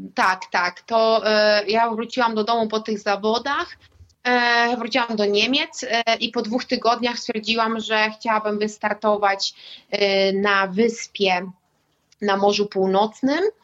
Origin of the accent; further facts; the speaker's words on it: Warmian-Masurian Voivodeship, Poland; pochodzę z Mazur